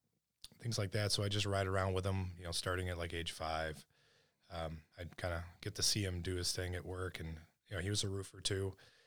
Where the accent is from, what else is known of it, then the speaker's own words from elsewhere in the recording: Carpentersville, Illinois, United States; also born or lived in Alabama; Well, I ended up settling in Carpentersville.